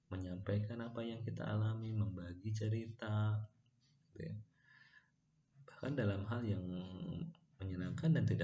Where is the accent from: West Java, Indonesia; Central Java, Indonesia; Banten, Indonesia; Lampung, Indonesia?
West Java, Indonesia; Bandung; also born or lived in Ciamis / Garut; dan besar di Garut dan Bandung gitu. bahkan sekarang menetap di Bandung dan bekerja di Tasikmalaya